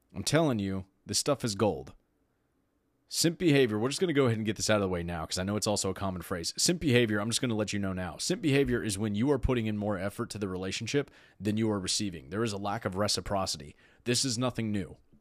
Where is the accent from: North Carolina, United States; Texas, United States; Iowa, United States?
Texas, United States; I'm from Texas.